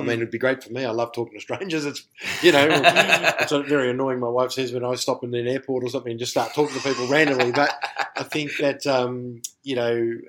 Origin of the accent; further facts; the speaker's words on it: Melbourne, Victoria, Australia; where I'm from Melbourne.